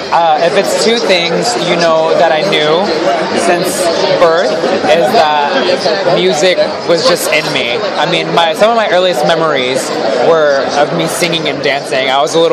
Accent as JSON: {"language": "English", "town": "Springfield", "region": "Missouri", "country": "United States", "moved": "as an adult", "lives_now": "Los Angeles, United States", "said": "I'm from Springfield, Missouri."}